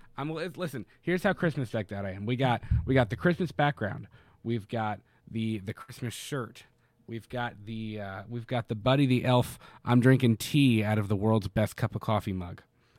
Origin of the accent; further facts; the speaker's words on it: Florida, United States; now in Kentucky, United States; I will speak bad on my home state. Florida is full of crackheads.